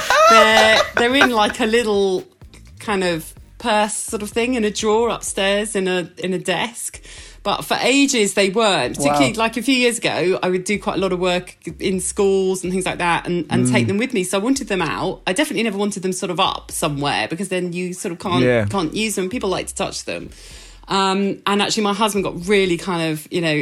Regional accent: Essex, East of England, United Kingdom; where I grew up in Essex

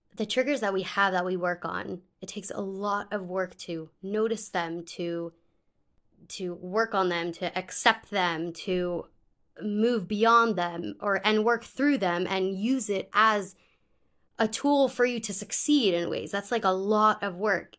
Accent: Pittsburgh, Pennsylvania, United States; moved away as an adult; also born or lived in California; I am originally from Pittsburgh

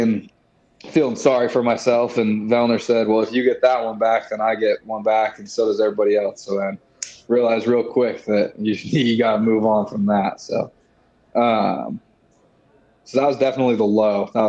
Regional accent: Utah, United States; moved away as an adult; now in Jacksonville, United States; I'm from Utah

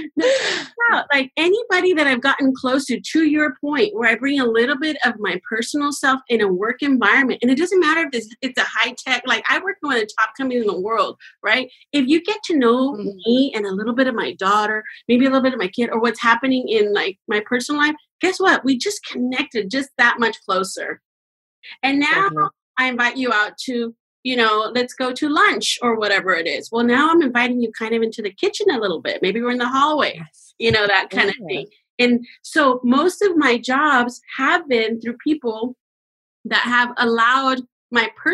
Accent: Mexico; now in California, United States; I'm from Mexico

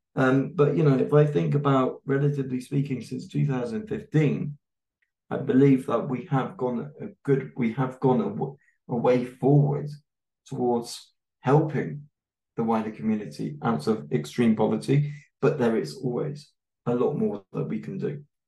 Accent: United Kingdom; now in Germany; I'm a white British man

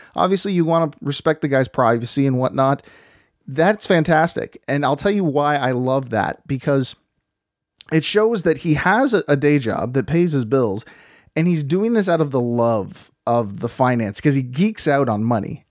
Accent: Canada; we are from the Great White North

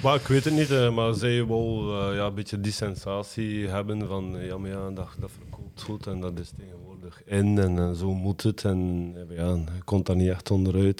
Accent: West Flanders, Belgium; wij als West-Vlaming

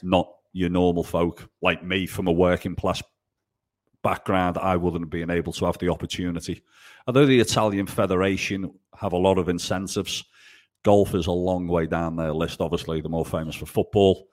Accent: England, United Kingdom; also born or lived in Italy; Being English, you know, the whole world speaks English, uh, but being the only Englishman up a mountain in the Dolomites

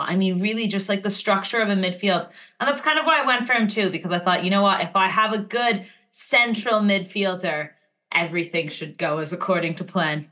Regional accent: Montreal, Quebec, Canada; my hometown, Montreal

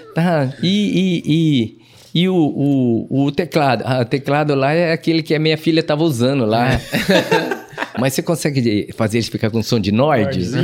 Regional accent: Londrina, Paraná, Brazil; sou londrinense pé vermelho. Pé nasci, vermelho. Nascido na Vila Nova de Parteira.

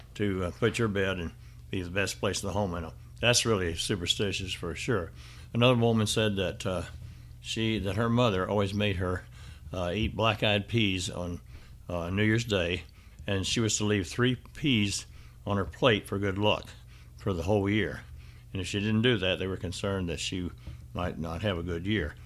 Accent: Benton, Arkansas, United States; my hometown area of Benton, Arkansas

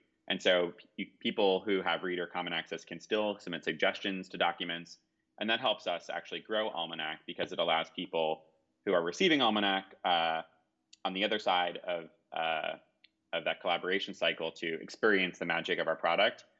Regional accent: New York, United States; We're here in New York, where I grew up

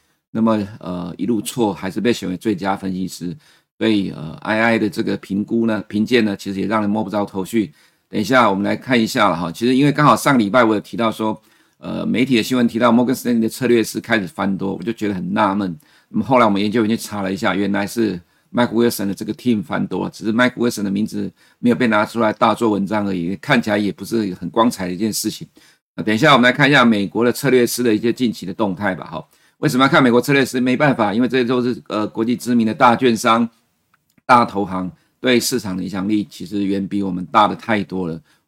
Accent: Taiwan; 其实美国人继续的花钱，我们台湾人才会有钱可以赚。

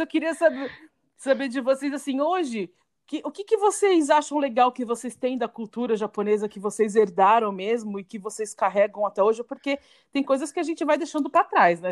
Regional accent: São Paulo, Brazil; como nós três somos de São Paulo

